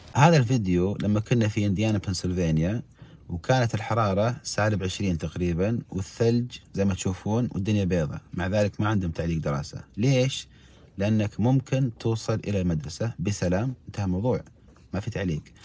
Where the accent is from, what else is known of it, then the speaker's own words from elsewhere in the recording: Saudi Arabia; عندنا في السعوديه